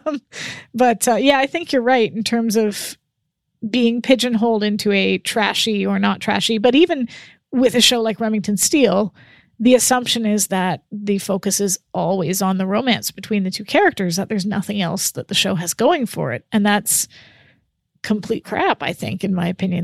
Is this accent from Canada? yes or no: yes; Canada; As a Canadian